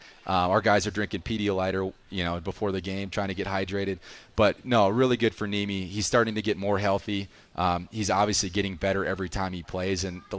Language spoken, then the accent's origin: English; Wisconsin, United States; moved away; I grew up in Wisconsin